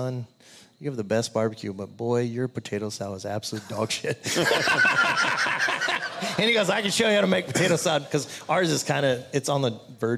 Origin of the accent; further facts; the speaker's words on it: Texas, United States; now in Omaha, United States; I grew up in Texas